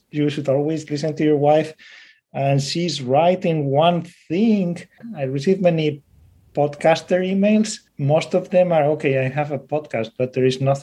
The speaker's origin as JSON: {"language": "English", "country": "Spain", "said": "with that accent. I'm from Spain"}